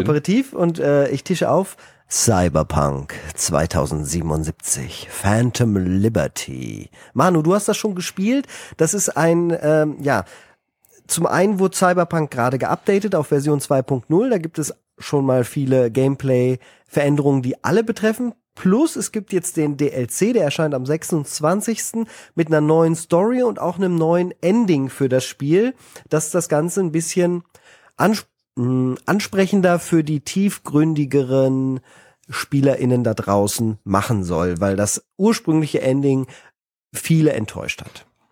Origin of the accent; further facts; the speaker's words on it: Germany; also born or lived in Paris, France; als Deutscher